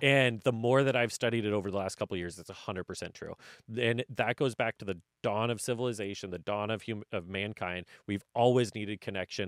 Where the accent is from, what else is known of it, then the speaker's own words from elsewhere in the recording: North Central Washington, United States; moved away; I'm from North Central Washington. My family, if I had jumped in, I would have been the fifth generation to run family farming